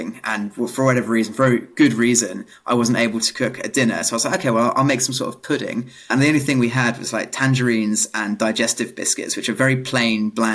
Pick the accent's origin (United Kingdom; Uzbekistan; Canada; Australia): United Kingdom; Milton Keynes, South East England; accent: British; I grew up in a small village in the countryside in Milton Keynes, which is not the most glamorous of places